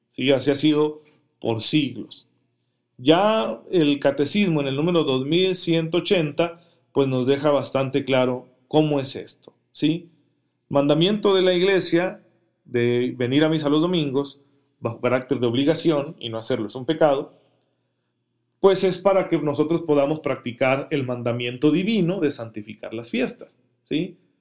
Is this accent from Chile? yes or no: no; Mexico; para nosotros como mexicanos